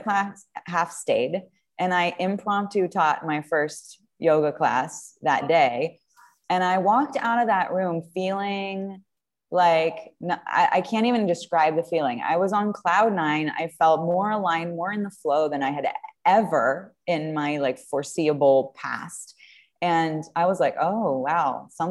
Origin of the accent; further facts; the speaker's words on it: France; moved away as an adult; now in United States; I'm from France originally. And I came to the U.S. when I was 21 years old